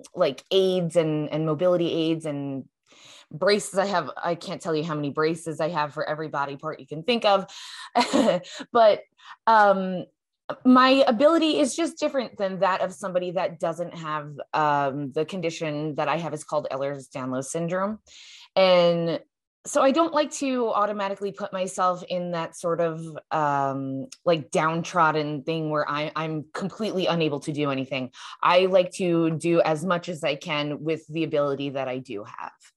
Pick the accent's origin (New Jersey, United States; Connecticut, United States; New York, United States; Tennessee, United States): New York, United States; now in Arizona, United States; my home state of New York